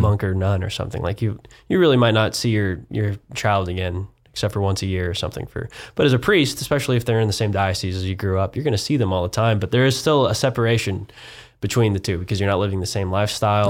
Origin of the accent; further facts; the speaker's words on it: Wichita, Kansas, United States; moved away as an adult; now in Houston, United States; a proud Kansan